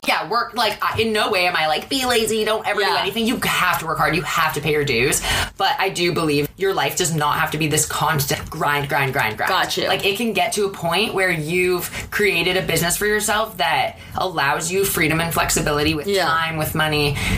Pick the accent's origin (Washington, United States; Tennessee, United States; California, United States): Washington, United States; Seattle; moved away as an adult; now in Los Angeles, United States